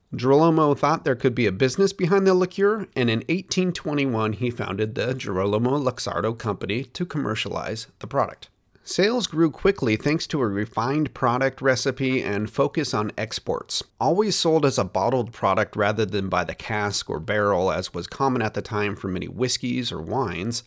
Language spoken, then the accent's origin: English; United States; as an American, I grew up pronouncing Moschino as Maraschino